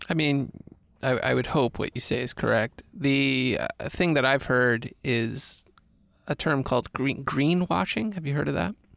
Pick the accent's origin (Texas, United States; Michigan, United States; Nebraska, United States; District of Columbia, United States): District of Columbia, United States; Washington; now in California, United States; when I go back home to D C